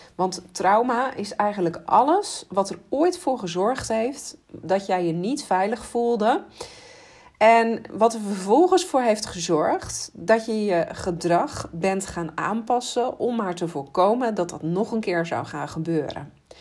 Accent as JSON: {"language": "Dutch", "country": "Netherlands", "said": "als Nederlanders"}